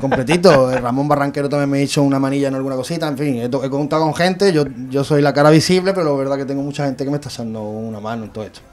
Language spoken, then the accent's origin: Spanish; Benagalbón, Andalusia, Spain; born or raised there